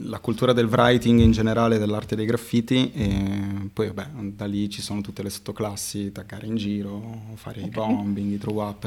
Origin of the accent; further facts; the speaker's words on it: Modena, Emilia-Romagna, Italy; also born or lived in Florence; sono un ragazzo modenese